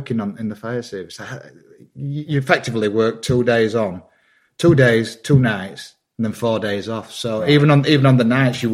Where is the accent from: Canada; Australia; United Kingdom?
United Kingdom; Wakefield, Yorkshire and the Humber; I'm from Wakefield, West Yorkshire. So I'm like the third generation coal miner